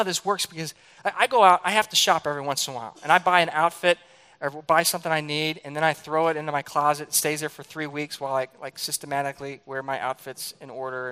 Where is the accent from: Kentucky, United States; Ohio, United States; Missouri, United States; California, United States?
Missouri, United States; St. Louis; I grew up in St. Louis